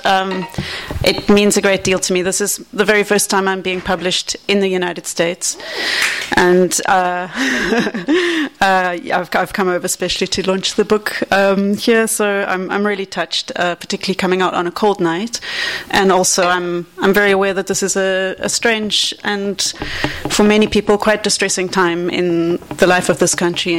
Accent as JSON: {"language": "English", "town": "Cape Town", "region": "Western Cape", "country": "South Africa", "tie": "born or raised there", "said": "Cape Town, which is my hometown in South Africa"}